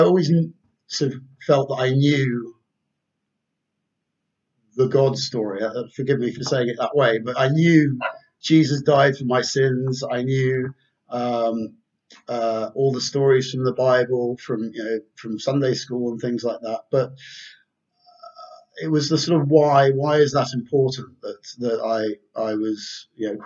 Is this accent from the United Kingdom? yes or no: yes; London, United Kingdom; also born or lived in Surrey; I grew up in London. Grew up in London and Surrey mainly.